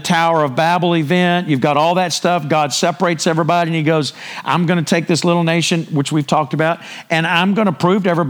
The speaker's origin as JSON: {"language": "English", "region": "Texas", "country": "United States", "tie": "born or raised there", "said": "I literally live 30 minutes from the house I grew up in, and I'm 63, so my roots are pretty deep around here"}